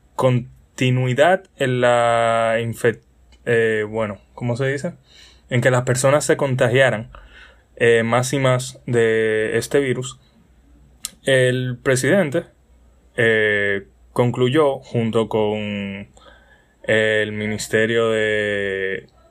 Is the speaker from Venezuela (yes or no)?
no; Dominican Republic; soy un simple joven dominicano